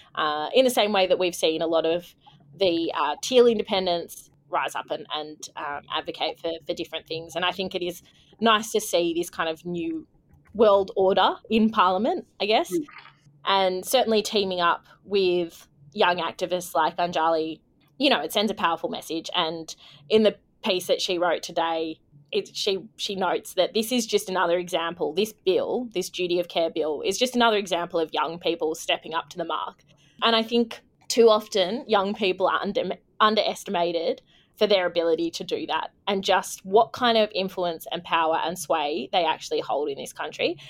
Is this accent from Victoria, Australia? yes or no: no; Canberra, Australian Capital Territory, Australia; moved away; I am joining from Ngunnawal country in beautiful Canberra today in my lovely hometown.